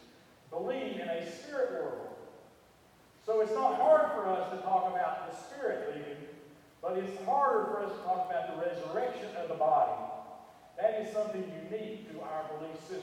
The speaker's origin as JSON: {"language": "English", "region": "Western North Carolina", "country": "United States", "tie": "born or raised there", "said": "I grew up in Western North Carolina"}